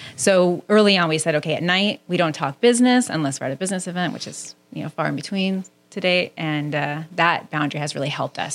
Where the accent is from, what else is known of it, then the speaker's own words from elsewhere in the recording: Southern California, United States; I grew up in Southern California